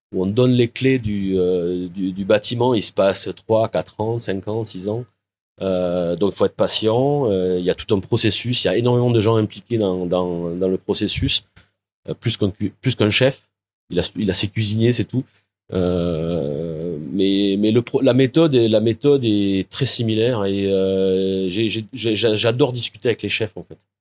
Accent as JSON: {"language": "French", "area": "Lauragais, Toulouse", "region": "Occitania", "country": "France", "tie": "born or raised there", "also_born_or_lived": "Portugal / Morocco / Cambodia", "moved": "as an adult", "lives_now": "Vietnam", "said": "je suis originaire de Toulouse, euh, du Lauragais exactement, ça j'y tiens. Mes origines sont dans le Lauragais"}